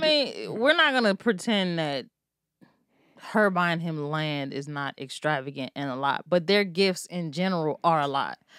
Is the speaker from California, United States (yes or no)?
no; Maryland, United States; I'm from Maryland